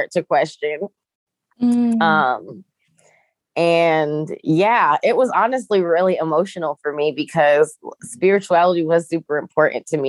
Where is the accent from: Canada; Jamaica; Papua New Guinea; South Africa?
Jamaica; I'm Jamaican